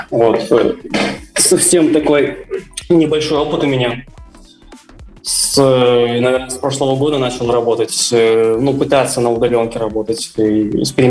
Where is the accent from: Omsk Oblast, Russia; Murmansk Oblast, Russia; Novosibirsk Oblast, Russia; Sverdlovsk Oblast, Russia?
Sverdlovsk Oblast, Russia; Yekaterinburg; А, я вырос также в Екатеринбурге, учился в школе ну, горно-геологический лицей